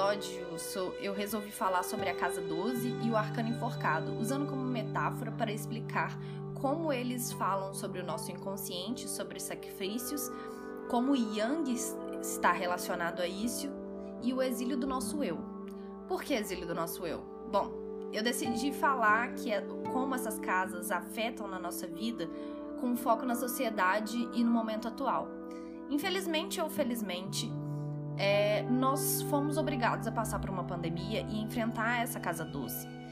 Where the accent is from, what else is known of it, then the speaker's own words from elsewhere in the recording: Belo Horizonte, Minas Gerais, Brazil; sou mineira de BH